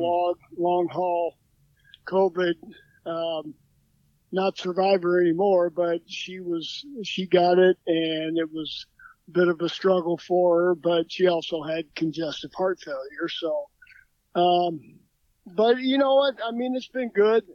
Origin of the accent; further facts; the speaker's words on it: Evansville, Indiana, United States; moved away as an adult; also born or lived in Illinois / Minnesota; born and raised in Evansville, Indiana